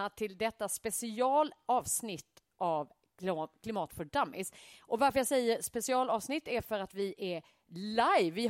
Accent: Skåne, Sweden; also born or lived in Malmö; men vi skånare.

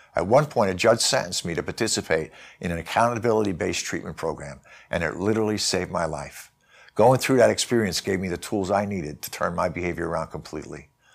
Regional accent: New York City, New York, United States; I grew up in New York City.

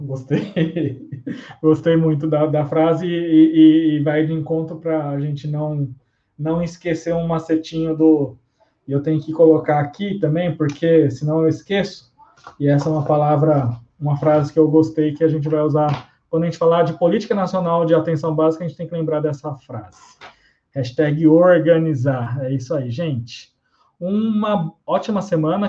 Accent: Suzano, São Paulo, Brazil; Suzano, a minha terra aqui

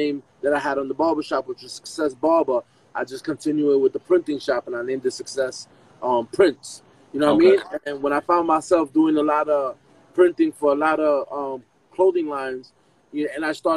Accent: New York City, New York, United States; also born or lived in Bronx; I'm originally from Spanish Harlem.

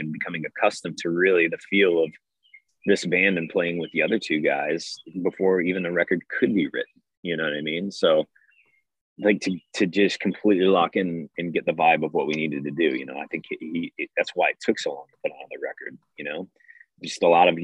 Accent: Detroit, Michigan, United States; I'm from Detroit

